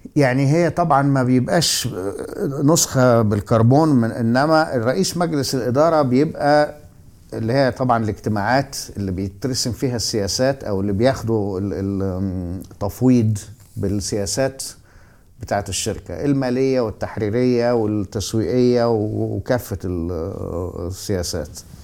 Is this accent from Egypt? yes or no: yes; Alexandria, Alexandria Governorate, Egypt; انا نشأت في اسكندريه